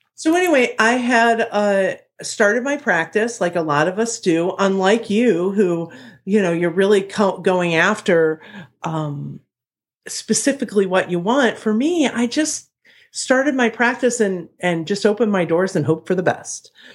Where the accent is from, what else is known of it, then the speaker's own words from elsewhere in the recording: Ohio, United States; now in Chicago, United States; I'm from Ohio